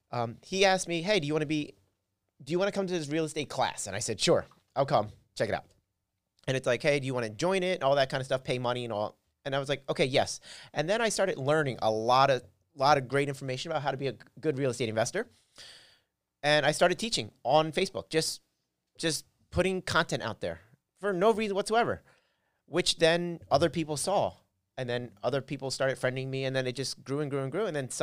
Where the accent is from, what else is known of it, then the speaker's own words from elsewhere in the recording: Philadelphia, Pennsylvania, United States; Okay, well, I'm from Philly … as you mentioned. I'm from Philly.